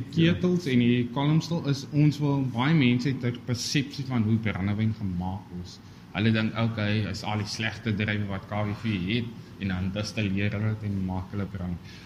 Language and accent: Afrikaans; South Africa; ons as Suid-Afrikaners